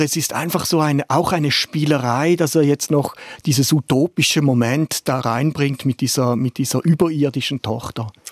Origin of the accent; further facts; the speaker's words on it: Germany; als Deutscher